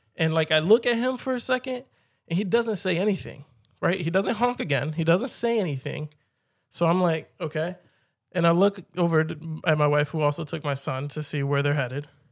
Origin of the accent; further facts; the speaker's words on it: Philadelphia, Pennsylvania, United States; I've been born and raised in Philly